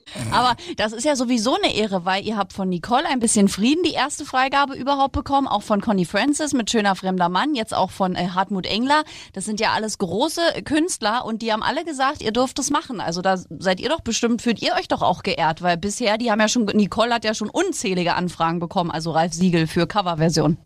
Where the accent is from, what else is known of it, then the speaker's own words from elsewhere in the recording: East Germany, Germany; ich bin auch aus dem Osten